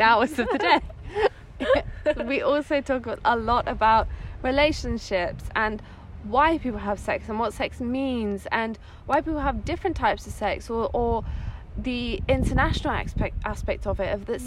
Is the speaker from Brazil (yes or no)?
no; England, United Kingdom; moved away as an adult; also born or lived in Netherlands / Rome, Italy; now in Italy; I grew I grew up in England. That's like my my background, where my accent comes from.